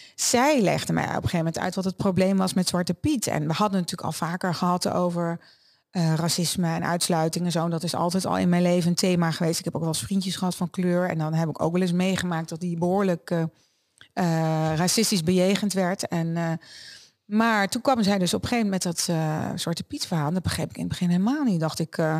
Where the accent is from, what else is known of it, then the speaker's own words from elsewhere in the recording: Netherlands; also born or lived in Germany; ik uit een Duits gezin kwam en als kind in Nederland kwam wonen